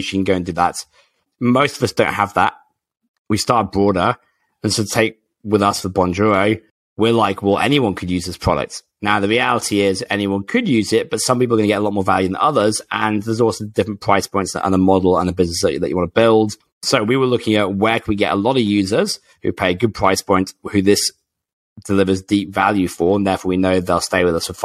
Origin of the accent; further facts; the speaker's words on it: England, United Kingdom; I'm English